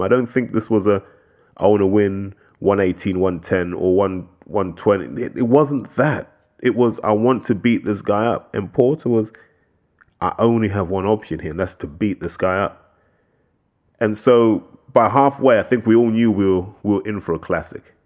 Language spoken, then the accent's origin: English; United Kingdom; as British boxing fans